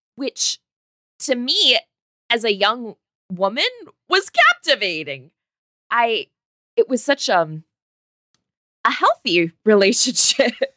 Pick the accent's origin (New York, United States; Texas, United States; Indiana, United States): Indiana, United States; I was a little girl growing up in Indiana